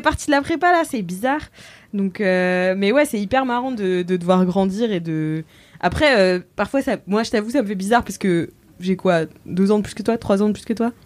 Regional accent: Nantes, Pays de la Loire, France; now in Paris, France; je suis nantaise

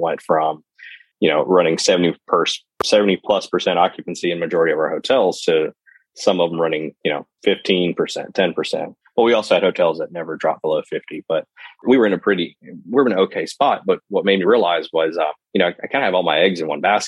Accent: Lexington, Mississippi, United States; I grew up in a small town in Lexington, Mississippi

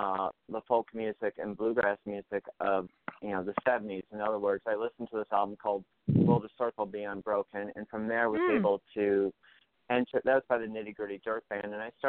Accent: Missouri, United States; also born or lived in St. Louis, Missouri / Cuba, Missouri / Boston; I growing up in Missouri

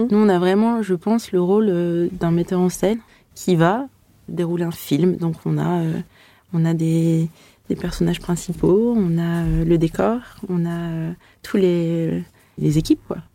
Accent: Aix-les-Bains, Auvergne-Rhône-Alpes, France; also born or lived in Lausanne / Lyon; mon agence est basée à Lyon, mais moi, je viens d'Aix-les-Bains à la base

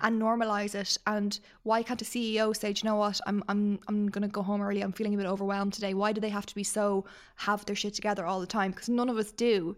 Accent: Ireland

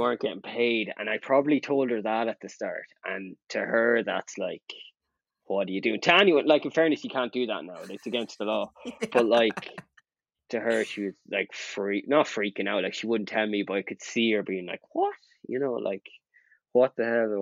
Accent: Ireland; I'm from Ireland

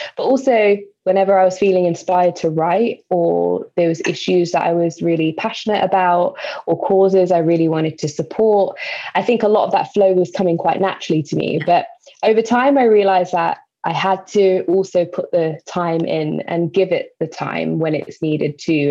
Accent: London, United Kingdom; So I'm from East London, born and raised. I have moved to West London since

